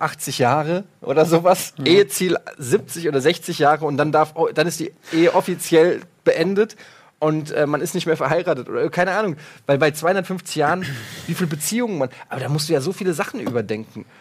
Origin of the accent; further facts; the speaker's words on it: Frankfurt, Hesse, Germany; ich komme ja aus Frankfurt, ich bin Eintracht-Fan